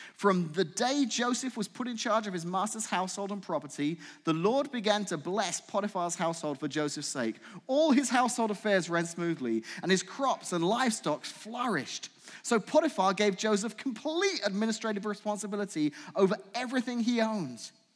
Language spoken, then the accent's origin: English; England, United Kingdom; accent: English; now in United States; I'm from England